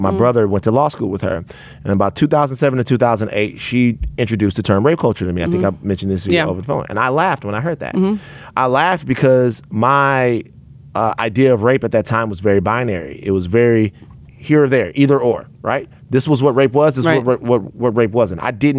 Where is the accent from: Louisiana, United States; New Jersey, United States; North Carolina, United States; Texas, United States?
Louisiana, United States; Baton Rouge; I'm from Baton Rouge, Louisiana